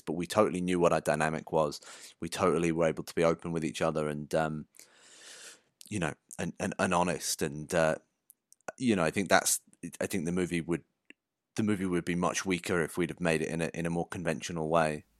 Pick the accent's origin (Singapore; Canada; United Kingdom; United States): United Kingdom; Shropshire, West Midlands; I grew up in Shropshire in the middle of the countryside.